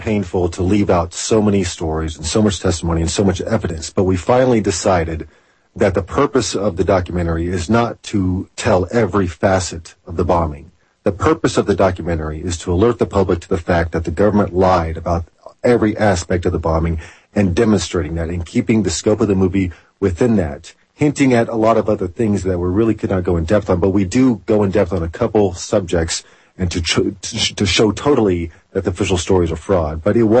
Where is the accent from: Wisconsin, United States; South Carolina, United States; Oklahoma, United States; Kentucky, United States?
Oklahoma, United States; also born or lived in Camp Pendleton, California; They knew I was from Oklahoma